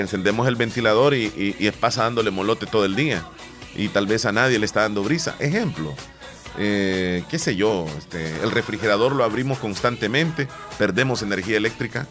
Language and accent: Spanish; El Salvador; aquí en El Salvador